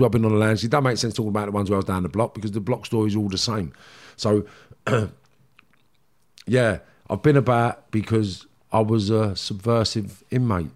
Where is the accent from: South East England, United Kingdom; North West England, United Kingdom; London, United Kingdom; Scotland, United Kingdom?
London, United Kingdom; accent: Cockney; I was what you class as a Cockney kid